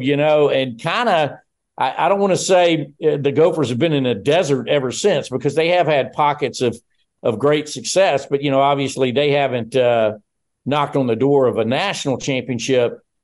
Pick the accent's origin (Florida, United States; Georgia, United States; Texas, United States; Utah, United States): Georgia, United States; born and raised in Georgia